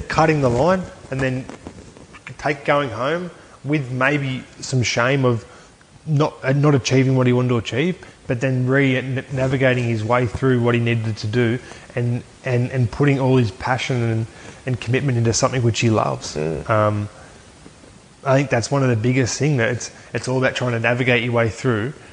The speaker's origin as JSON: {"language": "English", "town": "Aberdeen", "region": "New South Wales", "country": "Australia", "tie": "born or raised there", "said": "I grew up in Aberdeen, New South Wales, and my old man um, played for the Aberdeen Tigers"}